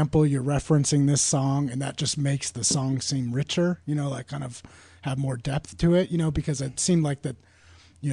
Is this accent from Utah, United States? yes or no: no; Portland, Oregon, United States; moved away; also born or lived in San Francisco; my mom still lives in the house I was born in Portland, Northeast Portland